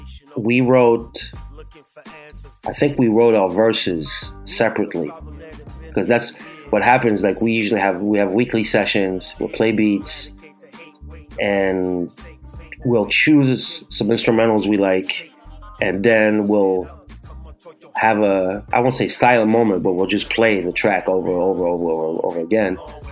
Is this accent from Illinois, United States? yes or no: no; New York, United States; I grew up in New York, what, 13, 14, 84, 85.